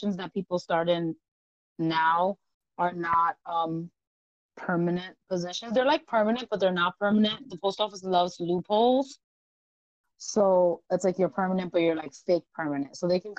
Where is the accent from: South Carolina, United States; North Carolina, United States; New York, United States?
New York, United States; I am a New Yorker.